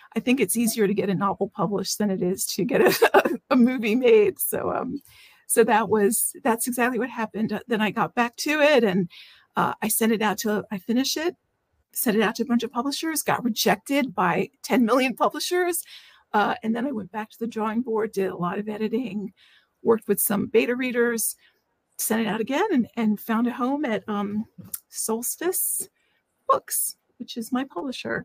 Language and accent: English; Washington, District of Columbia, United States; I live in the Washington, D.C. area. I was born in Washington, D.C., so I've been here for most of my life